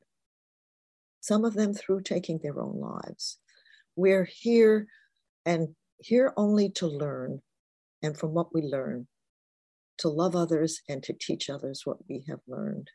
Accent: New York City, New York, United States; also born or lived in Newark, New Jersey; She was raising 2 children on her own from the time I was 5. We moved from Newark, New Jersey to the Bronx, in with an aunt

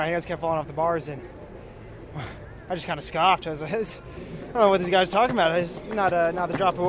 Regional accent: Texas, United States; I come from Texas

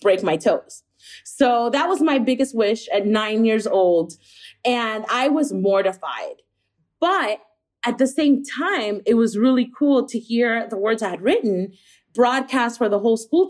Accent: Miami, Florida, United States; growing up in Miami, where it's a very, very bilingual city

